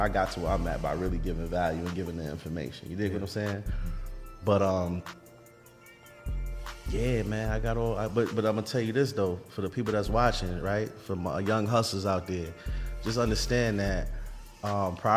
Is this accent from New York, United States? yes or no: yes; New York City, New York, United States; I come from, man, we come from Vanderbilt